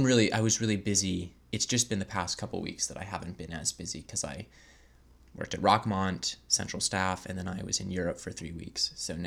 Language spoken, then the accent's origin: English; Raleigh, North Carolina, United States; I was able to reflect on just how much I've been a kind of Raleigh native, you know, growing up, going to all the major museums and the zoo